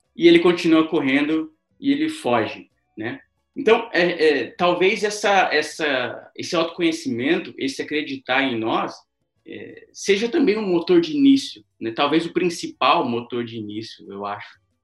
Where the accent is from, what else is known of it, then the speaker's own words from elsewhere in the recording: São José dos Campos, São Paulo, Brazil; sou natural aqui de São José dos Campos